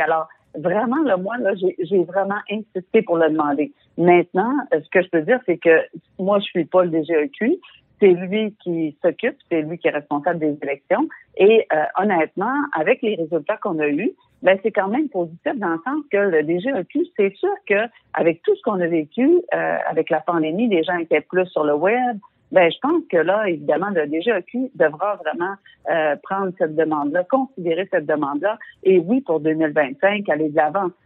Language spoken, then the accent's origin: French; Quebec, Canada; en tant que Québécois